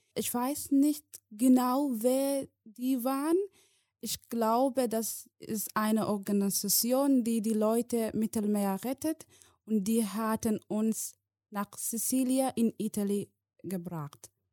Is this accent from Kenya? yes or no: no; Somalia; German is a second language; moved away as an adult; now in Germany; ich komme aus Somalia, ich bin seit sieben Jahren in Deutschland, ich bin in Somalia geboren, ich bin äh, bis der achte Klasse äh, in Somalia besucht